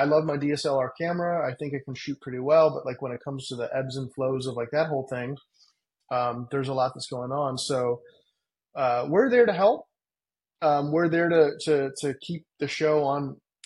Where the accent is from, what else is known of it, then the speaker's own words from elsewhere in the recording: Cleveland, Ohio, United States; moved away as an adult; now in Los Angeles, United States; I grew up with in Cleveland